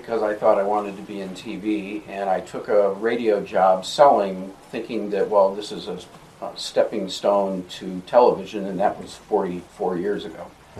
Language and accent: English; Madison, Ohio, United States; Little town called Madison, Ohio. I was mm-hmm. a Cleveland Browns fan growing up.